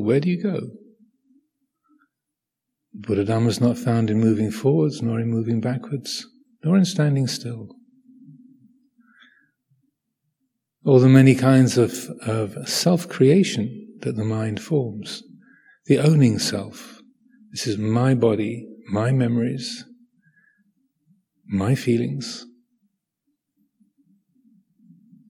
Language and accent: English; Kent, South East England, United Kingdom; I was born in Kent, England